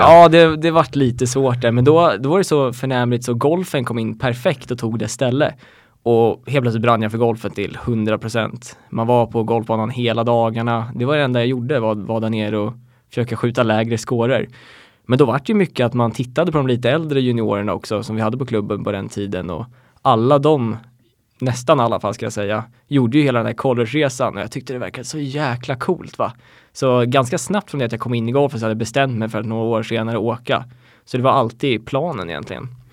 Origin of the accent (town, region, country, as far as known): Sweden; moved away as an adult; also born or lived in United States